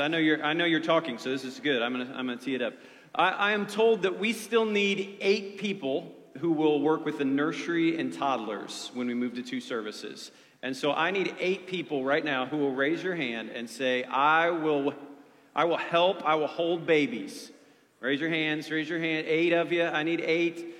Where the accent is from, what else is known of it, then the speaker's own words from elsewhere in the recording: Ohio, United States; moved away; I grew up in Ohio